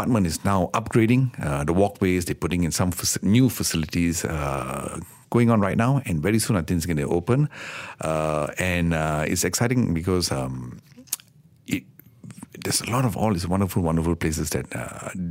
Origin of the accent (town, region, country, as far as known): Kedah, Malaysia; born or raised there